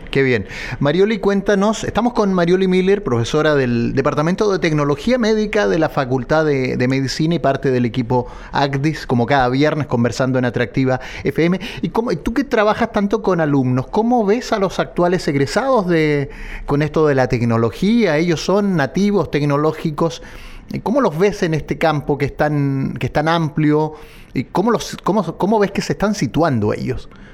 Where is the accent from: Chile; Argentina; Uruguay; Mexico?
Chile; como chilenos